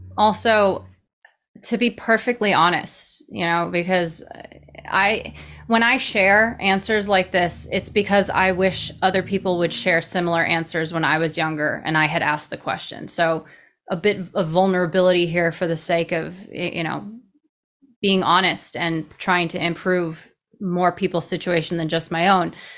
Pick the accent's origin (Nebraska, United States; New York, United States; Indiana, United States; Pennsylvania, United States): New York, United States; New York City; I'm from New York City. Born and raised in, you know, the fastest paced location that there might even be.